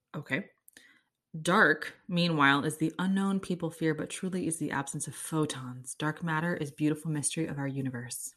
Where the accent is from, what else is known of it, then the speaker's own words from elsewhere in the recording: Kansas City, Missouri, United States; I'm from Kansas City